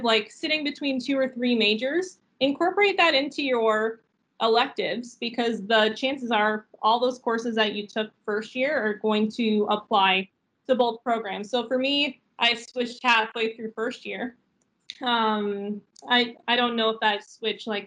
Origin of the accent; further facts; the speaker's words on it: St. Catharines, Ontario, Canada; I'm actually from St. Catharines, so I had no intention of going anywhere beyond St. Catharines